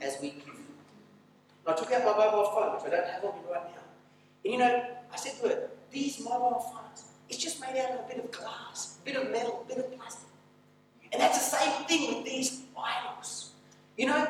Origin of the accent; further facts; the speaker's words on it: Australia; moved away as an adult; now in Mongolia; when I was growing up in Australia